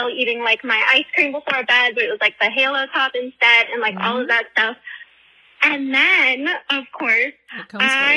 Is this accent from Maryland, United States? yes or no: yes; Maryland, United States; I'm from Maryland